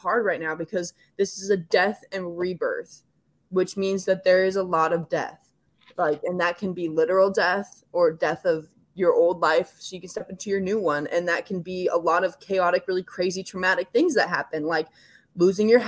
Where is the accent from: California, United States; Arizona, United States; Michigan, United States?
California, United States; I'm from California, so like forest fires are very like big in my life